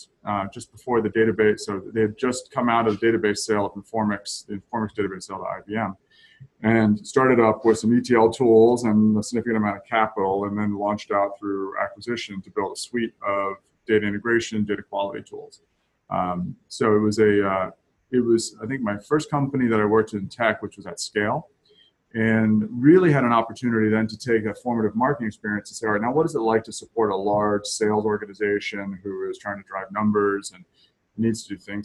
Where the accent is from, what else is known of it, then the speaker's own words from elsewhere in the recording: Camden, Maine, United States; also born or lived in Brooklyn, Maine / south of Boston; Spent a lot of time on the coast of Maine when I was a young child, towns like Camden and Brooklyn, Maine. And then moved south of Boston